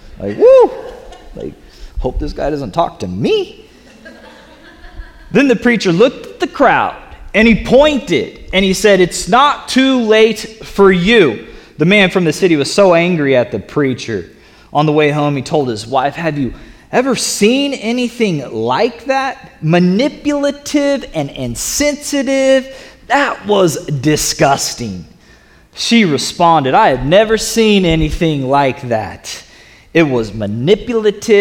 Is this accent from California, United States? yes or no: no; the South, Florida, United States; I'm from the South, and in Florida